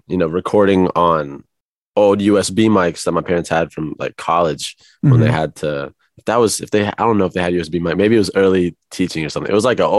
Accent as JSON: {"language": "English", "region": "Midwest", "country": "United States", "tie": "born or raised there", "lives_now": "Los Angeles, United States", "said": "compared to like, you know, growing up in the Midwest all my life, it was cool."}